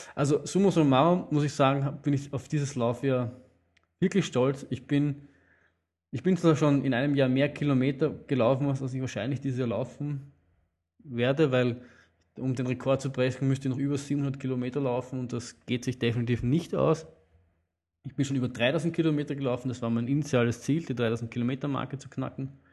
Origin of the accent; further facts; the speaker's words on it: Vienna, Austria; Aber wir Wiener nehmen uns, uns oft heraus, Berge, die eigentlich nicht zu unserem Bundesland gehören, trotzdem als Wiener, Wiener Hausberger zu bezeichnen.